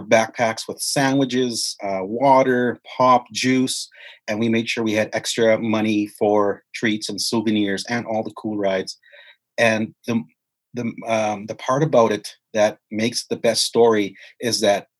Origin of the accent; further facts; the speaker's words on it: White Bear, Saskatchewan, Canada; also born or lived in Indian Head, Saskatchewan / Regina, Saskatchewan; growing up on White Bear, and also in Indian Head and Regina